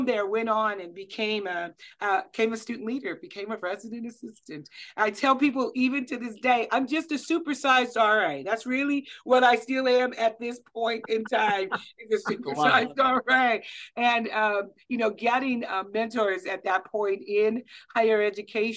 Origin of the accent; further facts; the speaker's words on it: Kansas City, Missouri, United States; I grew up in Kansas City, Missouri